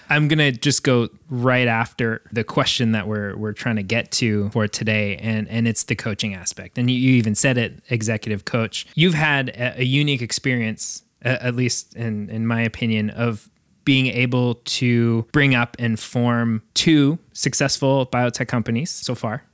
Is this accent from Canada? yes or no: yes; Canada; moved away as an adult; now in United States; myself being Canadian as well